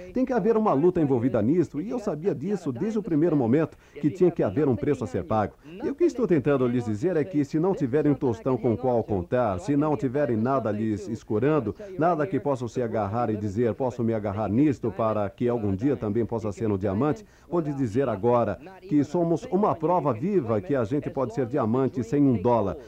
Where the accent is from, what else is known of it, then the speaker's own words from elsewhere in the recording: New York, United States; Fui criado em Nova York, no Bronx